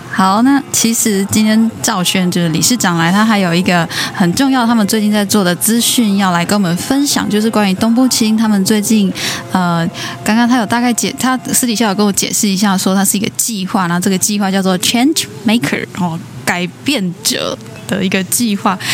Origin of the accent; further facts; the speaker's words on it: Nantou County, Taiwan; 我们都是南投的布农族